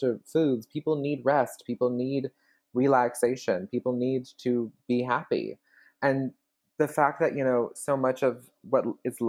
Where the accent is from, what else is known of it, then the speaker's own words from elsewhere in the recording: Birmingham, Alabama, United States; moved away as an adult; also born or lived in Bloomington, Illinois; now in New York, United States; I'm from Birmingham, Alabama